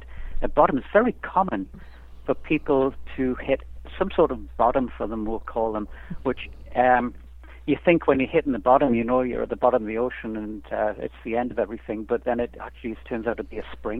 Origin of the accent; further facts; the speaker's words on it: Newcastle upon Tyne, North East England, United Kingdom; moved away; also born or lived in Canada; I grew up in England